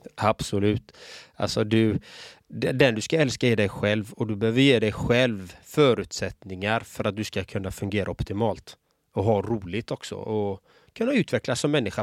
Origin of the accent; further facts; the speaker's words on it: Gothenburg, Västra Götaland, Sweden; Själv är jag uppvuxen i en förort i Göteborg.